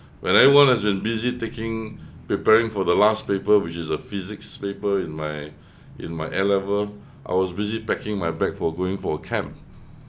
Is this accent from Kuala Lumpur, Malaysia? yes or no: yes; Kuala Lumpur, Malaysia; also born or lived in Singapore; I studied in Cochrane Road School